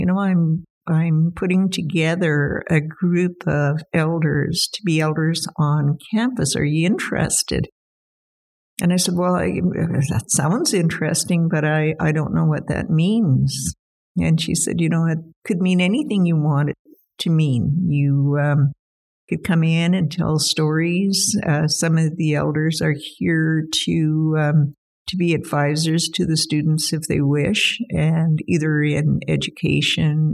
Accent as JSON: {"language": "English", "town": "Whitehorse", "region": "Yukon", "country": "Canada", "tie": "born or raised there", "said": "I'm a Yukon resident, always have been, and probably always will be. I was born here in Whitehorse and lived in the Whitehorse Lake LaBarge region and around Fox Lake as well my entire life."}